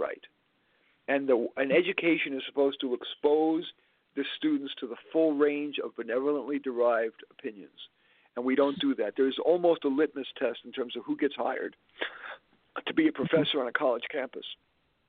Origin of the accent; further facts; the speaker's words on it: New York City, New York, United States; I grew up in Flushing, Queens